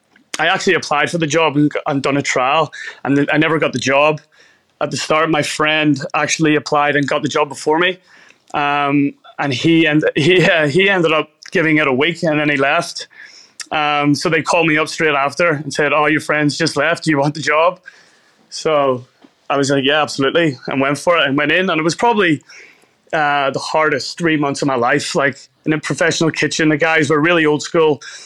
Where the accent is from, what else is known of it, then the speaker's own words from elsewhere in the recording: Belfast, Northern Ireland, United Kingdom; moved away as an adult; now in Australia; So I grew up in Belfast, a city in Northern Ireland. I lived there for 27 years of my life before coming to Australia.